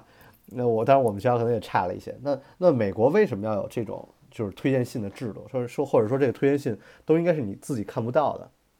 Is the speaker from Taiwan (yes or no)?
no; China; 我觉得也是我们就是中国人有钱嘛，所以教育也越来越跟得上。